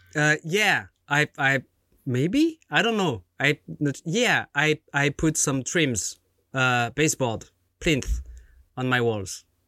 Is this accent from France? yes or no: yes; France; born or raised there